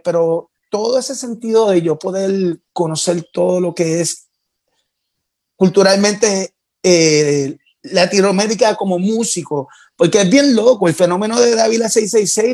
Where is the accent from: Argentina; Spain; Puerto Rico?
Puerto Rico; moved away as an adult; now in Mexico City, Mexico